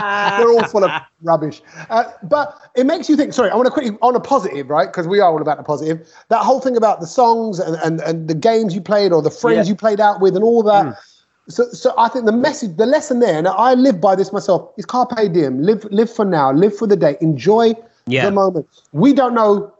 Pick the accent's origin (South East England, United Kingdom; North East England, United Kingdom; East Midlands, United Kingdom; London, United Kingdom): London, United Kingdom; also born or lived in East Ham, London; I moved from East Ham to Ilford Goodmayes area, just a few miles out